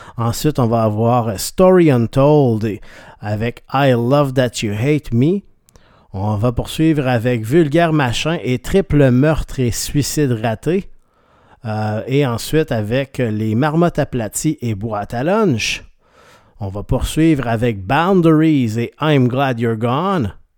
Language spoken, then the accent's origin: French; Rimouski, Quebec, Canada; now in Quebec City, Canada; je viens de, la région de Rimouski